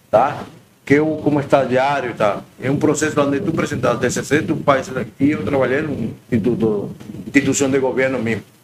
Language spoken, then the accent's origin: Portuguese; Margarita Island, Nueva Esparta, Venezuela; Portuguese is a second language; moved away as an adult; now in Florianópolis, Brazil; sou da Venezuela, eh, moro em uma ilha se chama Margarita, estado do Espaço.